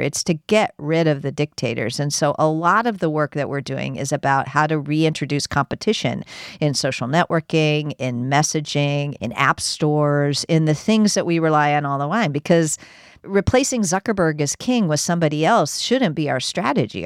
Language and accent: English; United States; I'm an American